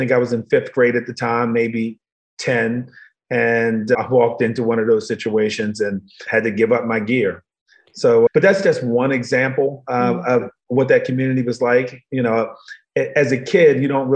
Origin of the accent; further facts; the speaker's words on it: Baltimore, Maryland, United States; I was born in Baltimore, Maryland, but in the wrong part of Baltimore